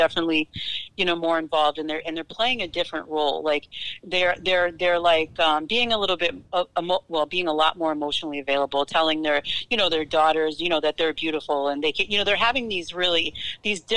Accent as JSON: {"language": "English", "town": "Boston", "region": "Massachusetts", "country": "United States", "tie": "born or raised there", "said": "Growing up in Boston"}